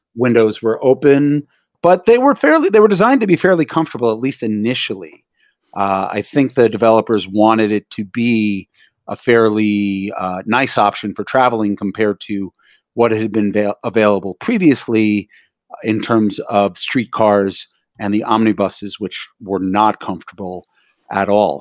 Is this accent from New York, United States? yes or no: yes; New York City, New York, United States; I'm a native New Yorker, born and raised in Greenwich Village.